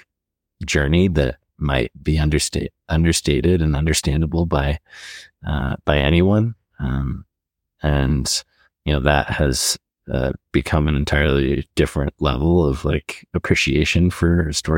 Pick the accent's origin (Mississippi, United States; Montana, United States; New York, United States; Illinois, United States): Montana, United States; I grew up here in Montana